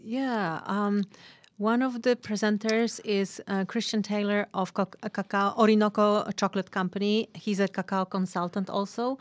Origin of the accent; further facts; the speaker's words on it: Poland; moved away as an adult; now in Ashland, United States; I am originally from Poland